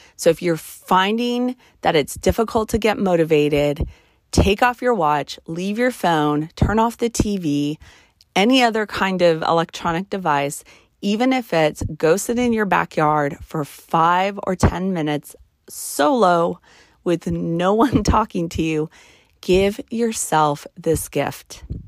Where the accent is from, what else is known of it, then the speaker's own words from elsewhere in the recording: New Mexico, United States; now in Nevada, United States; I, I born and raised in the desert. I'm from New Mexico. I live in Nevada.